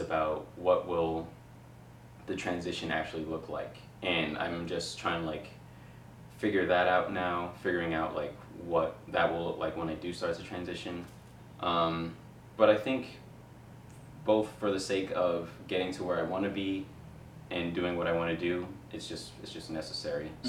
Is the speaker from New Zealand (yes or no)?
no; New York City, New York, United States; I'm from Queens, so like to be able to like actually make a difference for uh, like for the kids in the borough I grew up